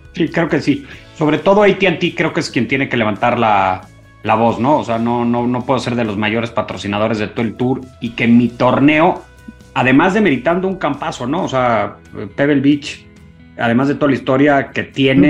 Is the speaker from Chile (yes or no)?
no; Mexico; nosotros como mexicanos